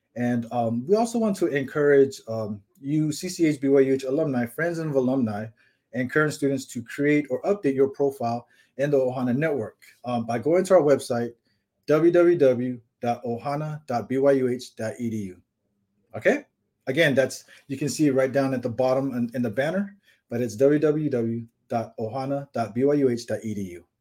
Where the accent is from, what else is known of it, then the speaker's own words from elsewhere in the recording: California, United States; now in Hawaii, United States; I grew up in California